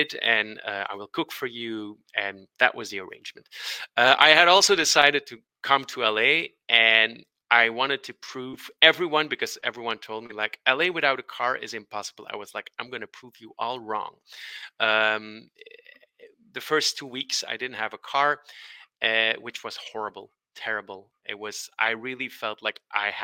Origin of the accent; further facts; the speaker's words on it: Belgium; also born or lived in Brussels, Belgium; we're from Belgium